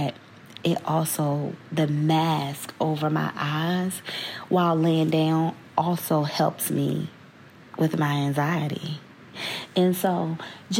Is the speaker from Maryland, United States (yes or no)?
no; Virginia, United States; moved away as an adult; back in VA, my hometown